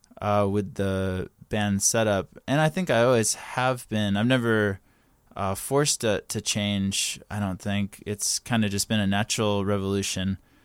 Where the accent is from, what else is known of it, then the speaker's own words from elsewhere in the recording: North Carolina, United States; moved away as an adult; now in Los Angeles, United States; yeah, I moved to Los Angeles from North Carolina about 6 years ago, and I just graduated college